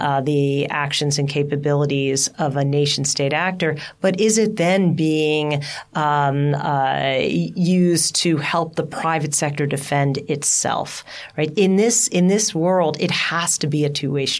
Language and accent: English; United States